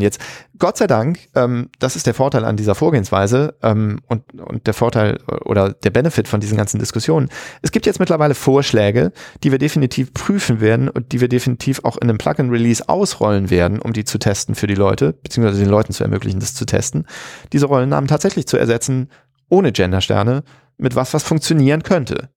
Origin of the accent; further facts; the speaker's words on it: Germany; in den 80er Jahren aufgewachsen in Deutschland